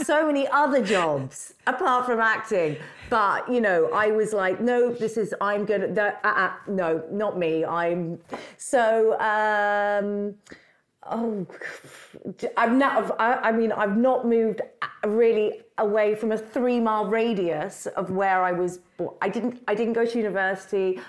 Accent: London, United Kingdom; I grew up in London

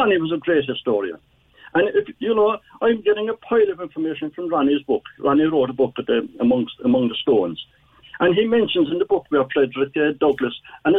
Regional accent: Cork, Munster, Ireland; I was born in the Middle Parish, 100 yards from where Thomas McSweeney was born.

